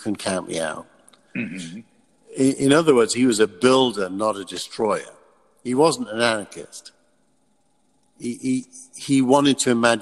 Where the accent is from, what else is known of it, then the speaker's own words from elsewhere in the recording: United Kingdom; moved away as an adult; also born or lived in England; now in California, United States; I'm British, and that's my era. I'm roughly the same age. I'm 10 years younger than …. So I grew up with them.